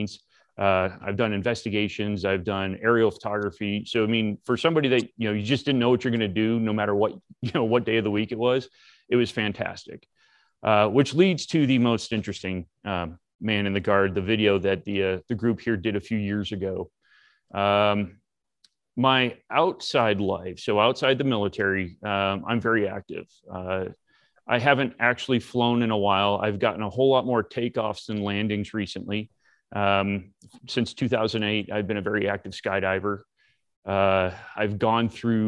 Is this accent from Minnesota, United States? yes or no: no; Massachusetts, United States; moved away as an adult; also born or lived in Florida; I'm originally from Massachusetts as well